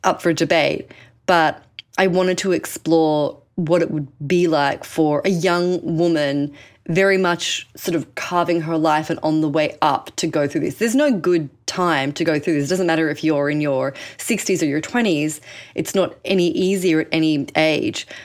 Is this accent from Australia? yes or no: yes; Sydney, New South Wales, Australia; moved away as an adult; now in New York, United States; I jettisoned myself from Sydney, Australia, I'm Australian, spoiler alert, to New York and really built up my life here